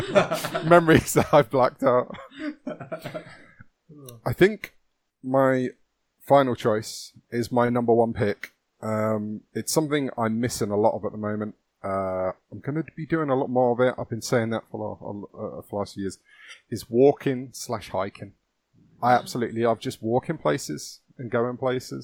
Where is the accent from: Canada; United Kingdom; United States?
United Kingdom; London; I grew up in London